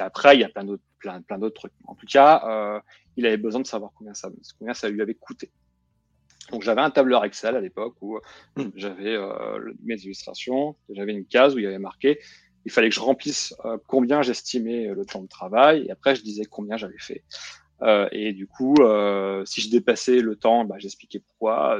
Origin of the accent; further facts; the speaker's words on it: Nancy, Grand Est, France; moved away; Quand tu grandis à Nancy, l'Alsace, c'est là où tu vas en vacances.